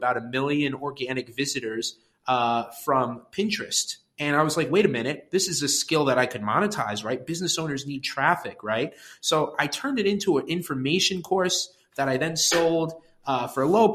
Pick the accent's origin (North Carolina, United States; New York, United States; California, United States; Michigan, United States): New York, United States; Westchester; also born or lived in Connecticut; now in New York City, United States; I grew up in Westchester, New York, which is a suburb just north of New York City